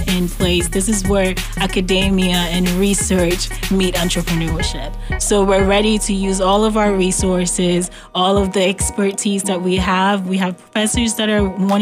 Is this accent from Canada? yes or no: no; Ghana; moved away; I was born and raised in Ghana, West Africa.